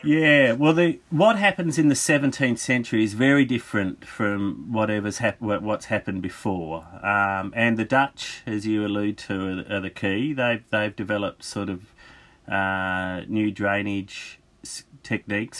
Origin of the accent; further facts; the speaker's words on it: Australia; I'm an Australian historian